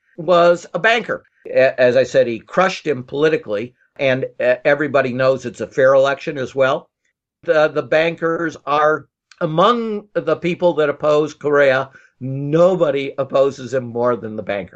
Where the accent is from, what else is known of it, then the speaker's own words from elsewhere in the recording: United States; I'm an American